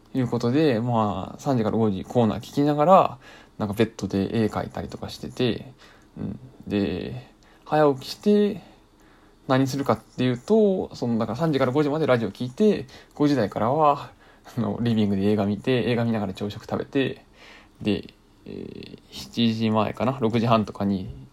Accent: Kanto, Japan; 僕関東の人間なんで NAC5 が入るんですよ FM で

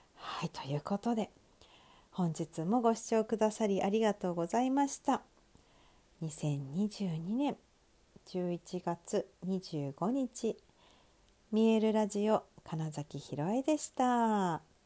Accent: Sapporo, Hokkaido, Japan; 私の地元である北海道は札幌市で

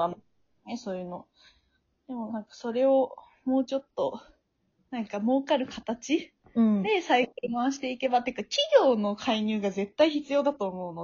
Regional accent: Tokushima, Japan; now in Tokyo, Japan; 徳島出身なんですけど、徳島で、なんか日教祖の絡みが結構強いらしく、なんか小学校6年生の時とかに

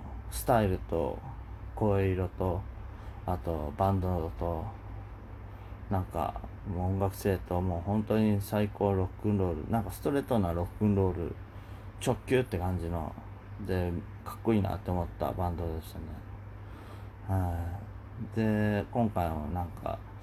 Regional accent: Kyushu, Oita, Japan; moved away; 僕九州出身で、まあ大分ですけど

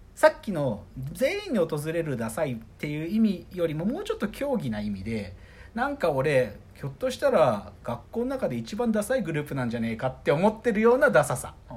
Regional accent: Maebashi, Gunma, Japan; 群馬県前橋出身

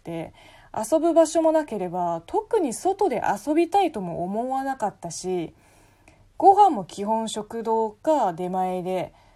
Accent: China; Japanese is a second language; moved away as an adult; now in Japan; 本国の大学を卒業して5年間いろんなところで働いてから日本に来た

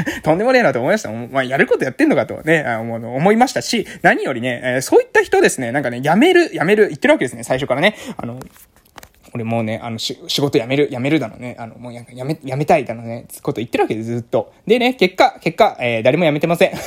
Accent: a village on Amami Oshima, Kagoshima, Japan; moved away; also born or lived in Fukuoka; 今は、え鹿児島県の奄美大島の某村で、え地域おこし協力隊をしてます。で、地域おこし協力隊しているこの村というのは私の地元ですね。私の出身地

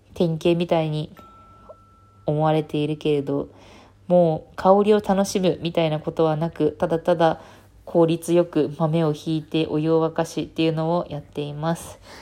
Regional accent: Fukuoka, Japan; 福岡出身なので

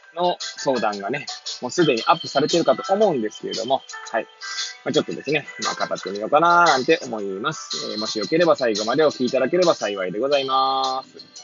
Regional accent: Hachiōji, Tokyo, Japan; moved away as an adult; now in Kamaishi, Japan; 八王子生まれ、八王子育ち、震災の前の年から釜石で働く

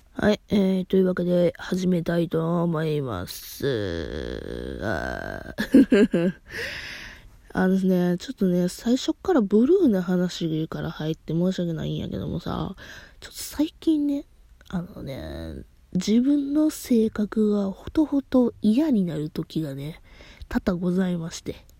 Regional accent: Kansai, Japan; accent: Kansai dialect; 私、関西弁っちゅうこともあってね

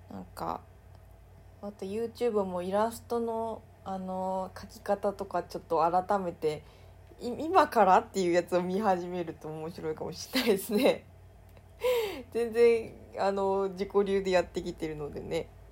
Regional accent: Mie, Japan; 地元の三重県

